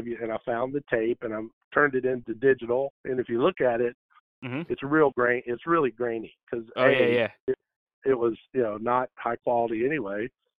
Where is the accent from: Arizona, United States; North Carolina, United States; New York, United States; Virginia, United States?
North Carolina, United States; Keene; but I was this kid from Keene, North Carolina